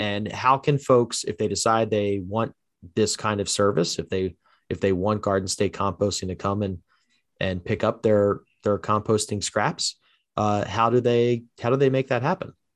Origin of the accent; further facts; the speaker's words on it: New Jersey, United States; also born or lived in Haddon Township, New Jersey; Born and raised in South Jersey